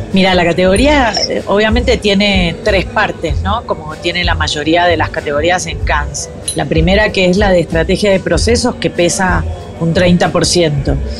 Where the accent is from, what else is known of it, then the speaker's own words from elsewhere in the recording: Argentina; now in Colombia; soy argentina, pero vivo en Colombia